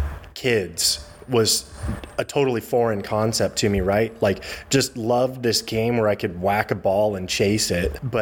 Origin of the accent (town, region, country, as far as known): Eugene, Oregon, United States; born or raised there; also born or lived in Chicago area, Illinois; now in Portland, United States